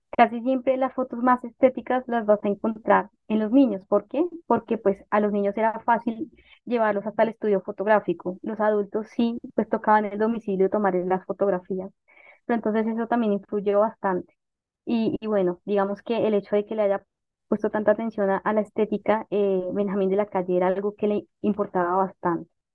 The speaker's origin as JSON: {"language": "Spanish", "region": "Bogotá", "country": "Colombia", "tie": "born or raised there", "said": "yo nací en Bogotá, siempre viví en Bogotá"}